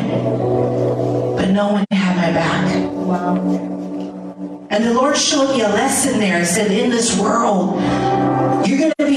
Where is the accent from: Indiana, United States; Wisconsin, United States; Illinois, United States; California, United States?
California, United States; San Francisco; also born or lived in Florida; I grew up in San Francisco